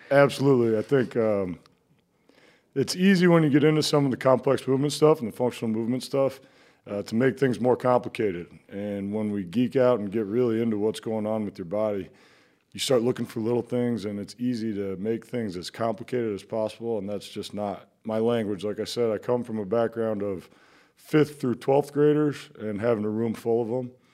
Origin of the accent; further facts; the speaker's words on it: Iowa City, Iowa, United States; I grew up in Iowa City. Um, and I, I'm an Iowa kid